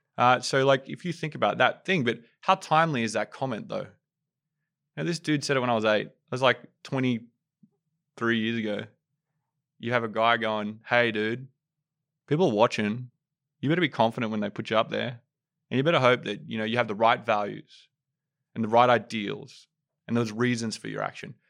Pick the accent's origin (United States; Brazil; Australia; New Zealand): Australia; Sydney, New South Wales; I'm from Western Sydney.